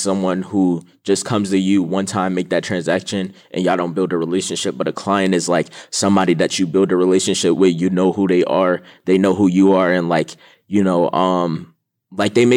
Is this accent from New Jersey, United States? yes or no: yes; Jersey City, New Jersey, United States; I'm from Jersey City, New Jersey